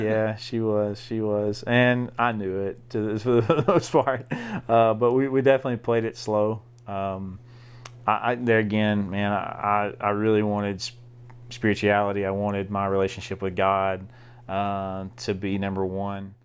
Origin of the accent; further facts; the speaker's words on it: DeWitt, Arkansas, United States; I grew up in Southeast Arkansas.